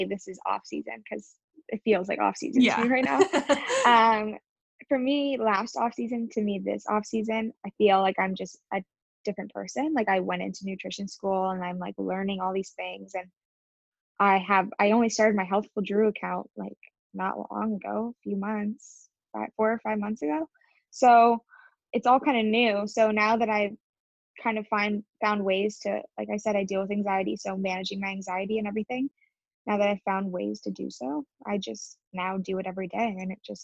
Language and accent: English; Windsor, Ontario, Canada; I haven't been in Windsor, like in my hometown, for more than I'd say 8 days